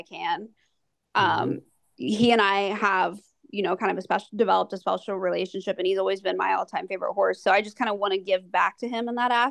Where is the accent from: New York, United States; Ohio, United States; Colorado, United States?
Ohio, United States; growing up in Ohio